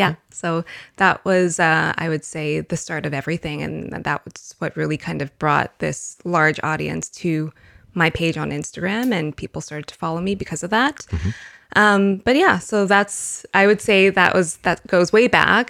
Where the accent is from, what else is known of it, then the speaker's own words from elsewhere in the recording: Winnipeg, Manitoba, Canada; I was born and raised in Winnipeg